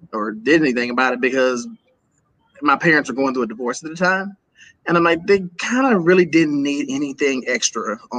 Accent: Milwaukee, Wisconsin, United States; Born and raised in Milwaukee, Wisconsin.

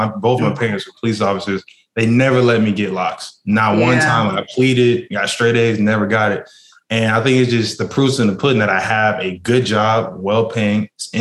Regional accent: Orlando, Florida, United States; Born and raised

